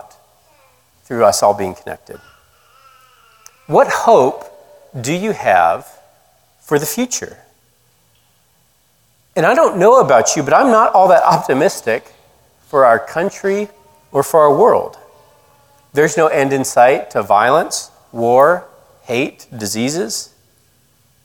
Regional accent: Colorado, United States; moved away as an adult; also born or lived in Georgia; from where I grew up in Colorado to where I went to college in Georgia

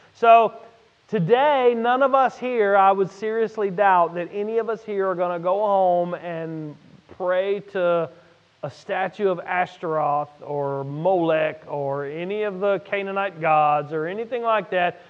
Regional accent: Louisiana, United States; I'm from Louisiana

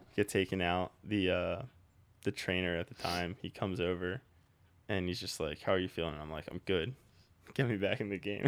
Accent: New Jersey, United States; moved away as an adult; now in Philadelphia, United States; we're from Jersey. We all moved into Philly now.

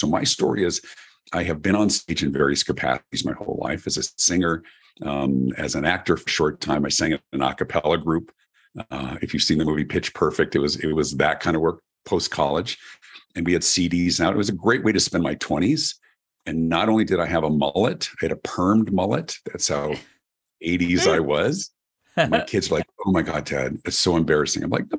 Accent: Denver, Colorado, United States; My story, I grew up in Denver, Colorado, in America, and I've always been a performer

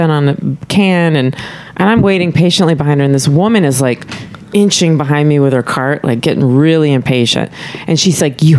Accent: Tyler, Texas, United States; moved away as an adult; also born or lived in Dallas, Texas / Austin, Texas / New York / Los Angeles; I was born in Dallas, but I was kind of raised in Tyler

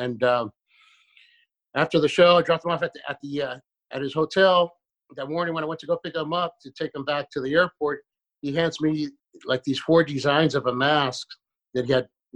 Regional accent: San Francisco, California, United States; also born or lived in Ensenada, Mexico / Jalisco, Mexico; We grew up right there in the Mission.

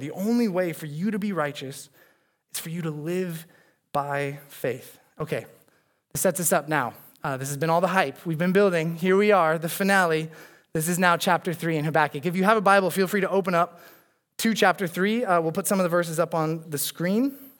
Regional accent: Arizona, United States; now in Chicago, United States; I'm from Arizona. Uh, we had a lot of mountains around us

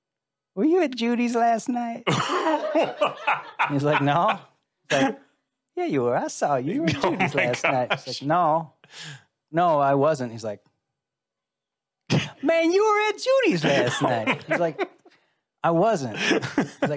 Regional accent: Chicago, Illinois, United States; I grew up in Chicago

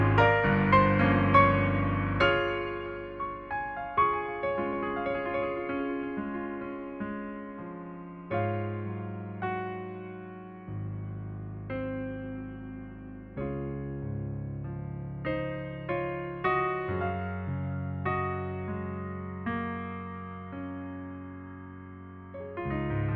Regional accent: Indiana, United States; we're from Indiana.

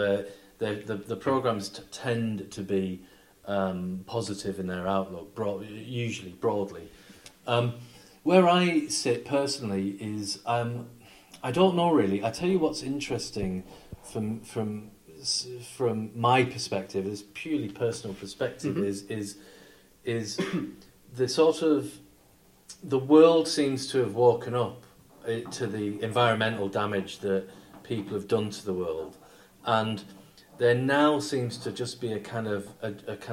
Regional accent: Barrow-in-Furness, North West England, United Kingdom; I come from Barrow and Furness, which builds nuclear submarines, so... Mm. It was even more relevant to us because we, as kids, we were always taught that we were actually one of the places that would be targeted

